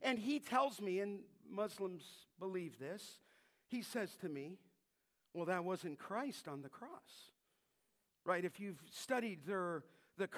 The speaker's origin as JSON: {"language": "English", "region": "California", "country": "United States", "said": "I'm from California."}